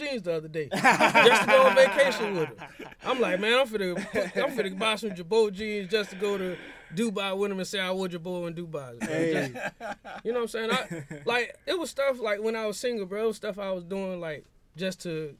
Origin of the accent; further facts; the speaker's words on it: Winter Park, Florida, United States; I'm from Winter Park, Florida. It's right outside Orlando.